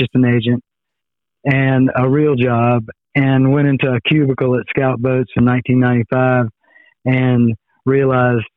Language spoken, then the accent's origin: English; Manning, South Carolina, United States; moved away as an adult; now in Charleston, United States; I grew up, you know, bass fishing in ponds too around my hometown of Manning, South Carolina.